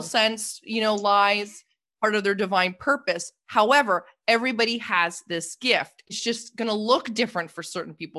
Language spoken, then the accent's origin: English; Toronto, Ontario, Canada; moved away; I'm from Canada originally, and, uh, I grew up in Toronto, well, just a suburb outside of Toronto